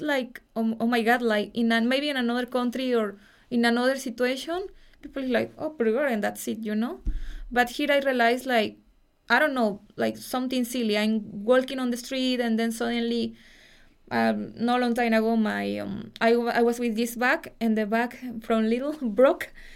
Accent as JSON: {"language": "English", "town": "Pachuca", "region": "Hidalgo", "country": "Mexico", "accent": "Mexican", "second_language": "English", "moved": "as an adult", "lives_now": "Dublin, Ireland", "said": "I'm from Pachuca. It's a city close to Mexico City"}